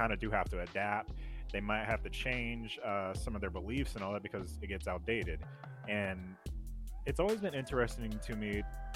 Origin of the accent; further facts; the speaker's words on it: Alabama, United States; growing up in Alabama